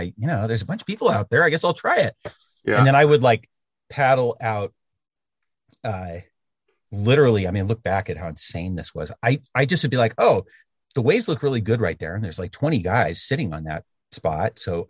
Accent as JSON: {"language": "English", "town": "Berkeley", "region": "California", "country": "United States", "tie": "born or raised there", "also_born_or_lived": "Santa Cruz / Ocean Beach, San Francisco", "lives_now": "San Francisco, United States", "said": "So I grew up in Berkeley, California, which is, not right on the ocean. It's on the bay, but it's not right on the ocean, so it's not a surf town."}